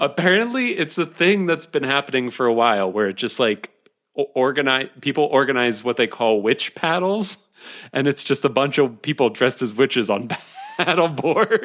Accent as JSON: {"language": "English", "region": "Ohio", "country": "United States", "said": "I'm from Ohio"}